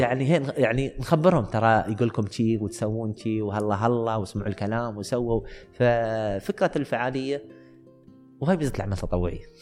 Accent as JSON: {"language": "Arabic", "country": "United Arab Emirates", "said": "عندنا في الإمارات"}